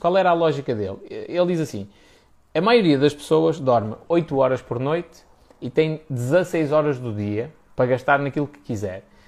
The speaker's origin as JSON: {"language": "Portuguese", "country": "Portugal"}